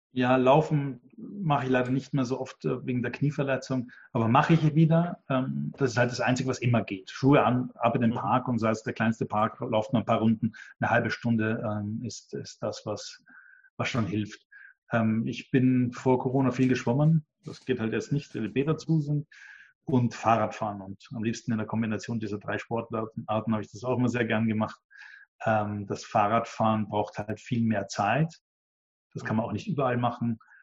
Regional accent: Vienna, Austria; Ich bin da eher äh, als Österreicher und Wiener

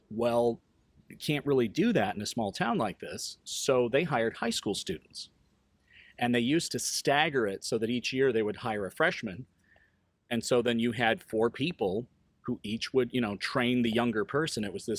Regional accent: Quad Cities, United States; also born or lived in East Coast; Started out in the Quad Cities in the late 70s, early 80s. And then through job changes with my father, we ended up moving quite a bit. We ended up on the East Coast

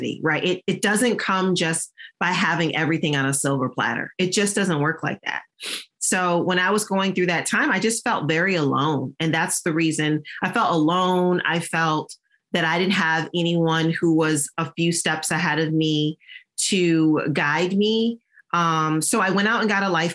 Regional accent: Michigan, United States; moved away as an adult; also born or lived in Virginia; I'm from Michigan and I was living in Virginia

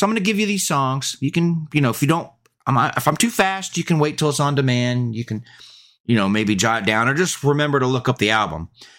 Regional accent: Birmingham, West Midlands, United Kingdom; Yeah, I'm from Birmingham.

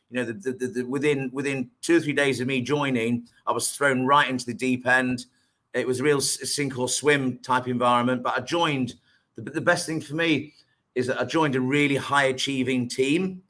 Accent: Lincolnshire, East Midlands, United Kingdom; moved away as an adult; also born or lived in Leicestershire / Manchester; I was born born in Leicestershire. Right. Um, and then and then um, my parents moved to, to, to Lincolnshire. So I went to school in in, in, in Lincolnshire

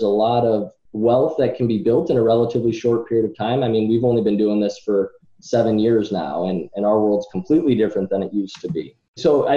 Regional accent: Rochester, New York, United States; I'm from Rochester, New York

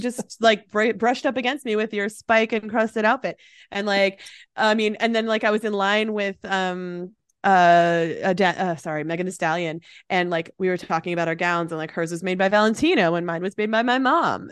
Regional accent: Chicago, Illinois, United States; also born or lived in Morocco; now in Racine, Wisconsin, United States; I love Chicago. Uh, it, it'll always be home

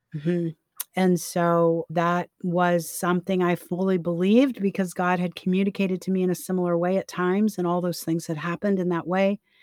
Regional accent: Florida, United States; also born or lived in Key West; I was from Florida

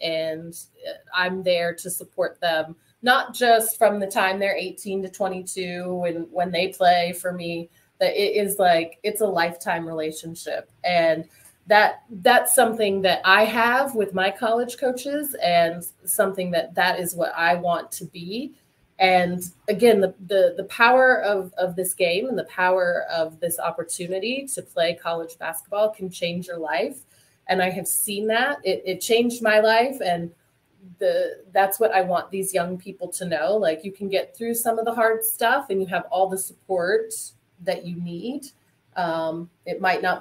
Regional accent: Montana, United States; I grew up in Montana.

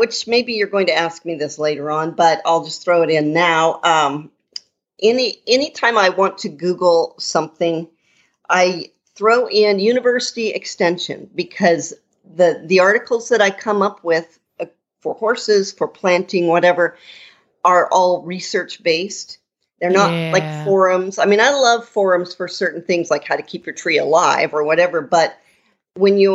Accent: Montana, United States; moved away; also born or lived in Missouri; I grew up in Montana, and then I spent 23 years in Missouri.

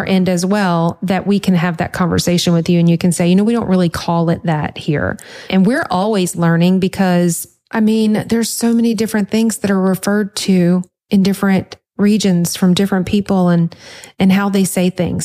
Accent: Louisiana, United States; I'm from Louisiana

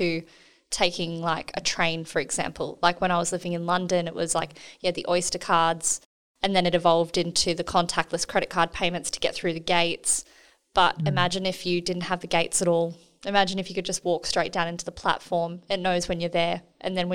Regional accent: New South Wales, Australia; now in Perth, Australia; I'm from New South Wales originally

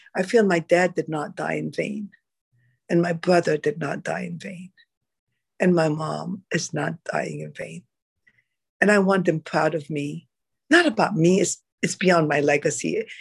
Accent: Egypt; moved away; I am originally from Egypt

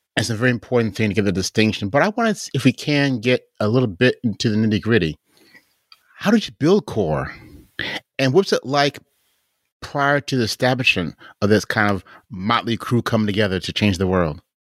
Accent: Chicago, Illinois, United States; moved away; that's my hometown

